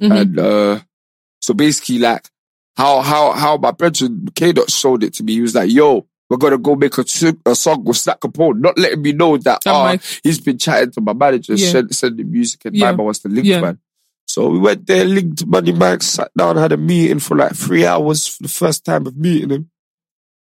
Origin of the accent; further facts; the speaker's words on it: London, United Kingdom; I'm from London